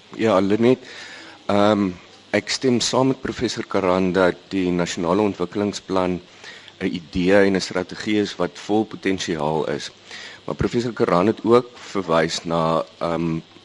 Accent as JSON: {"language": "Afrikaans", "country": "South Africa", "said": "ons as Suid-Afrikaners"}